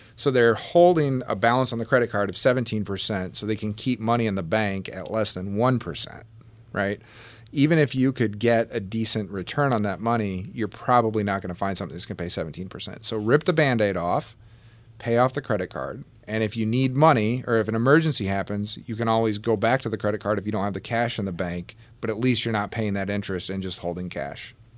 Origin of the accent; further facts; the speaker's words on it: Southern Illinois, United States; I grew up in Southern Illinois